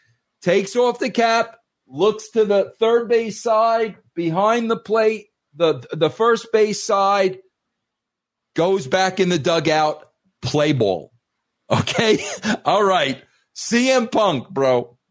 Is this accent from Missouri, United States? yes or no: no; New York, United States; moved away as an adult; now in Colorado, United States; I was raised in New York. I've been in Colorado for 15 years.